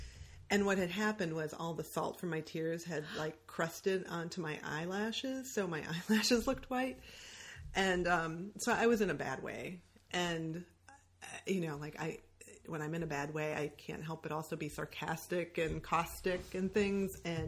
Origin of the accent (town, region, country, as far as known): Michigan, United States